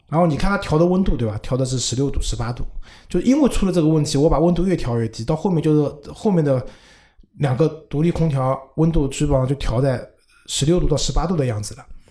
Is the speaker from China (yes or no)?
yes; Shanghai, China; 因为我上海人嘛，我们上海人不多